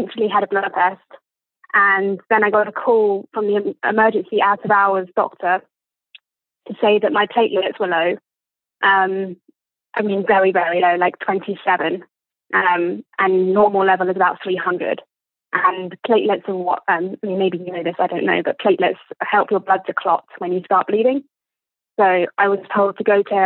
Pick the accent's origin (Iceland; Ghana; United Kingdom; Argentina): United Kingdom; England; accent: posh